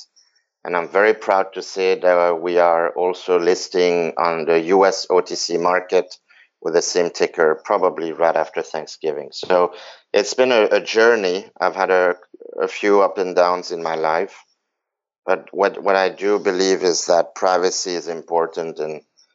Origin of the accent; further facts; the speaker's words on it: Belgium; moved away; also born or lived in New York / San Francisco; I was born in Belgium